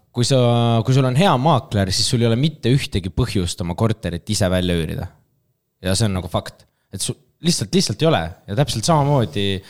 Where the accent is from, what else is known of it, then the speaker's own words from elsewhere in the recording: Pärnu, Pärnu County, Estonia; moved away as an adult; now in Tallinn, Estonia; ma olen Pärnust pärit